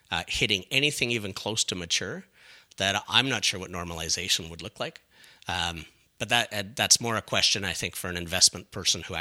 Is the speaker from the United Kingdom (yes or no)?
yes; Scotland, United Kingdom; now in Canada; and again, being Scottish um, and pretty tight with money, it's still interesting to me that we have so many uh, small communities in Ontario that are saying no to retail